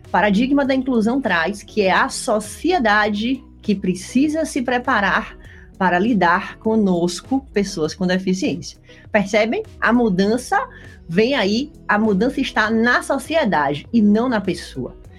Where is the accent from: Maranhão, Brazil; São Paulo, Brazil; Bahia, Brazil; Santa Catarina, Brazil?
Bahia, Brazil; Salvador; moved away as an adult; now in Rio Grande do Sul, Brazil; Estudava numa escola particular da cidade de Salvador, eu sou baiana, hoje moro no Rio Grande do Sul